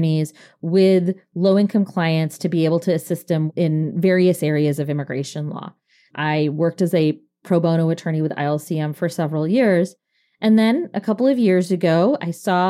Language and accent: English; Fridley, Minnesota, United States; I was the first baby born in Fridley, Minnesota, the year I was born.